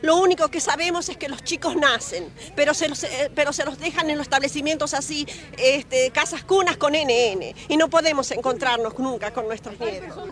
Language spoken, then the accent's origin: Spanish; Argentina; Nosotros, que somos argentinas, vivimos en la Argentina